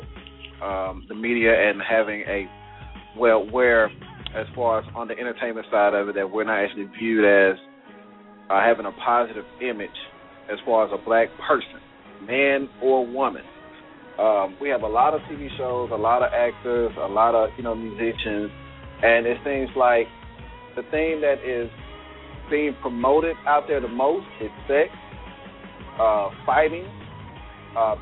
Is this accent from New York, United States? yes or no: no; Columbus, Ohio, United States; we're from Columbus